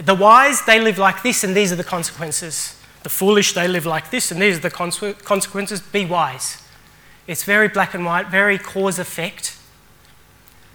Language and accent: English; Australia; also born or lived in Sri Lanka; I was born in Sri Lanka and moved to Australia when I was just 8 months